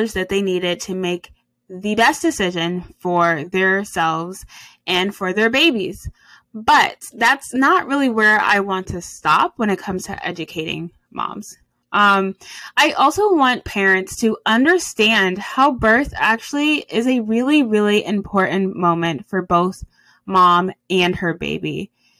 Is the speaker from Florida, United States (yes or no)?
no; Cleveland, Ohio, United States; I hail from Cleveland, Ohio